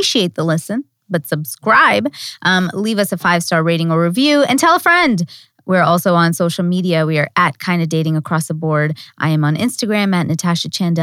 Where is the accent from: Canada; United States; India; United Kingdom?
India; I'm Indian.